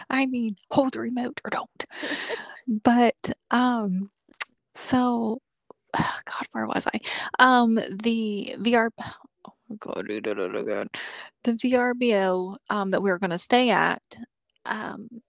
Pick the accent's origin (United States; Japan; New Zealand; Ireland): Japan; Okinawa; born there; I mean, I was born in Okinawa